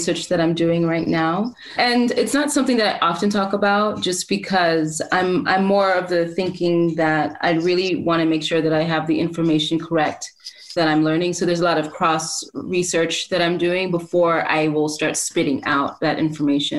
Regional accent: New York, United States; also born or lived in Port-au-Prince, Haiti; I was born in Haiti and in Port-au-Prince and moved to Harlem when I was around 2 or so.

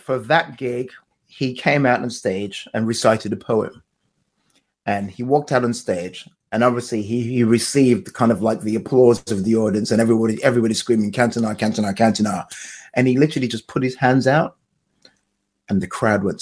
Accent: London, United Kingdom; this is my hometown.

